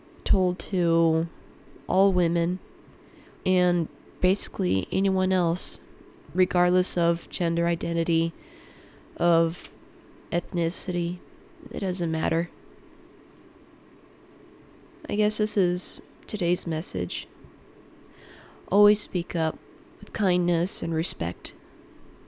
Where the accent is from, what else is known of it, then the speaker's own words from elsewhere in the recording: United States; me being an American born, second generation American, but raised in a Ukrainian upbringing